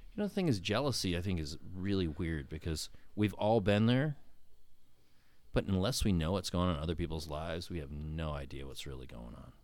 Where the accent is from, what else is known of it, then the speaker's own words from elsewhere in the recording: West Palm Beach, Florida, United States; Born and raised in West Palm Beach, Palm Beach County.